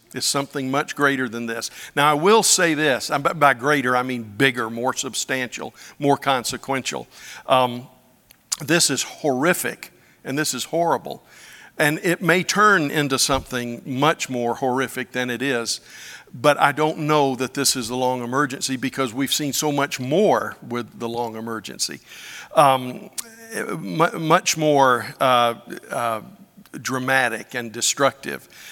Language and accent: English; Pensacola, Florida, United States; When I was growing up in Pensacola, Florida